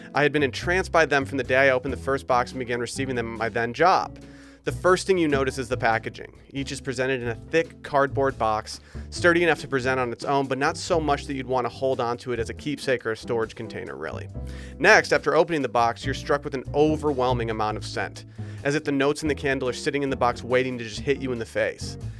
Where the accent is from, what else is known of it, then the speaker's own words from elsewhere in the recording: Michigan, United States; I grew up in Michigan where Birkenstocks were very popular growing up